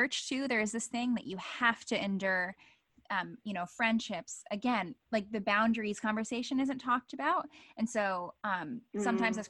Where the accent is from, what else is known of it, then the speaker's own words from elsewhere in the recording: United States; moved away as an adult; we are American, we were raised in America for a majority of my life